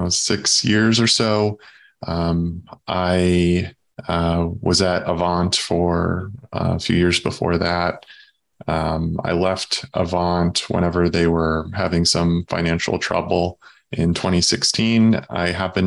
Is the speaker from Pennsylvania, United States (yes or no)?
no; Southern Illinois, United States; moved away as an adult; also born or lived in St. Louis, Missouri / Chicago, Illinois; now in Southwest Michigan, United States; I grew up in Southern Illinois